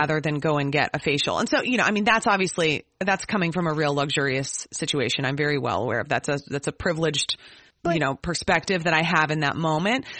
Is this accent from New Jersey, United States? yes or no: no; Minnesota, United States; as a Minnesotan